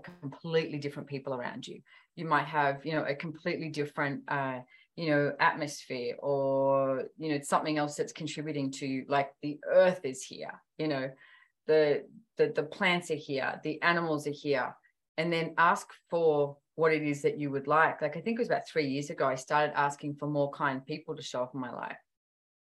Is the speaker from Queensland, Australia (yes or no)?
no; Sydney, New South Wales, Australia; I was born and bred in Sydney